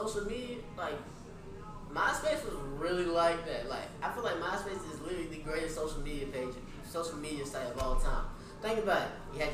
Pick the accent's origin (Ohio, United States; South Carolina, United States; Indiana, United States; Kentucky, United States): South Carolina, United States; Rock Hill; born or raised there; moved away